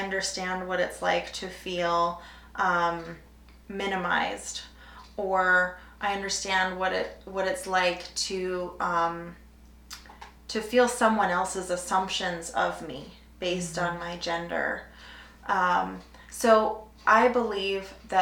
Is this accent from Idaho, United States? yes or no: yes; Idaho, United States; I grew up in Idaho